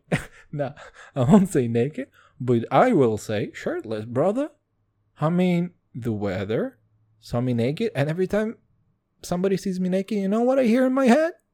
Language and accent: English; Kazakhstan; English is a second language; now in Israel; I'm from Kazakhstan